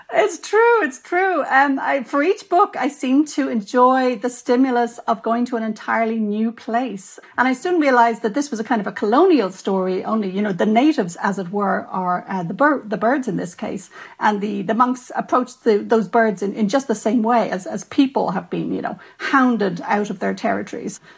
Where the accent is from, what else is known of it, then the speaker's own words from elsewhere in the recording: Ireland; as an Irish writer and a lapsed Catholic, you know, I'm aware that I grew up in a tradition